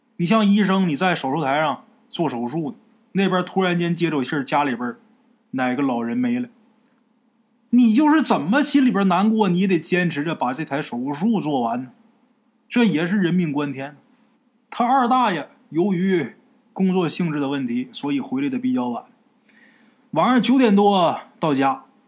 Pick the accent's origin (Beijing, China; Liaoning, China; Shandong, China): Liaoning, China; Haicheng; moved away; also born or lived in Hunan; 我老家海城那地儿